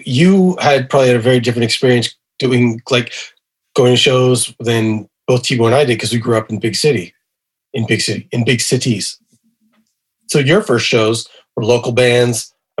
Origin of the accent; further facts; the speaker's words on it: Montreal, Quebec, Canada; I grew up in Montreal.